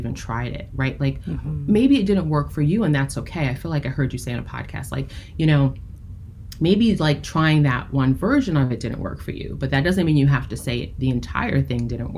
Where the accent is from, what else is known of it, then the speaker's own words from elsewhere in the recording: United States; being a Black woman, right, growing up in the United States